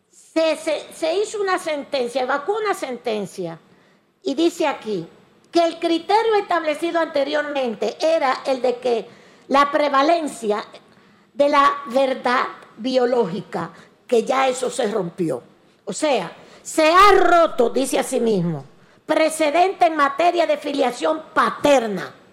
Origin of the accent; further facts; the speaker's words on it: Dominican Republic; Y digo vaina como somos los dominicanos de vainero